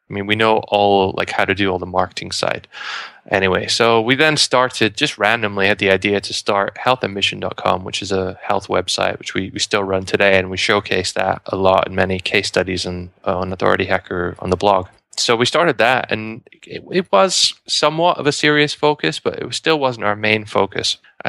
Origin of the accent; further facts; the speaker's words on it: United Kingdom; So I'm from the UK, despite my accent.